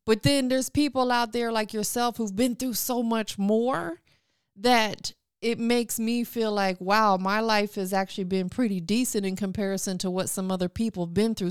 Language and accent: English; Tampa, Florida, United States; moved away as an adult; now in Atlanta, United States; I'm from Tampa, born and raised.